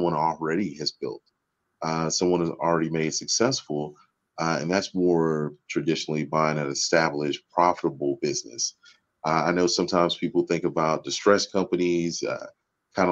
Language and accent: English; Houston, Texas, United States; also born or lived in Dallas; now in Arlington, United States; I'm actually a native Texan. I grew up in Houston and live here in Dallas these days, in Arlington more specifically